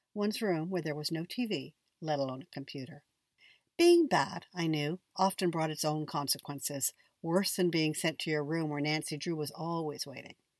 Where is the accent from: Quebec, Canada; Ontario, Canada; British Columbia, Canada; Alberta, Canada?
Ontario, Canada; Niagara Falls; when I was a kid growing up in Canada